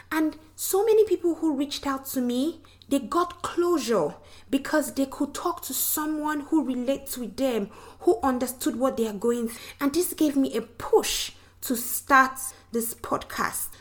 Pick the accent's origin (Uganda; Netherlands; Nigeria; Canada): Nigeria; now in Louisiana, United States; I'm from Nigeria, the western part of Africa. But I currently live in Louisiana with my husband.